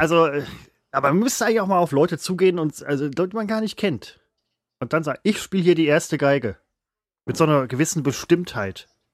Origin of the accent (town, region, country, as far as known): Germany